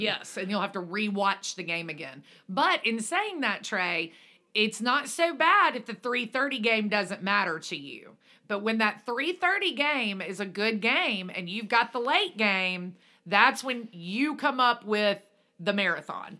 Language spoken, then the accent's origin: English; Alabama, United States; moved away; we grew up in Alabama, which is Central Time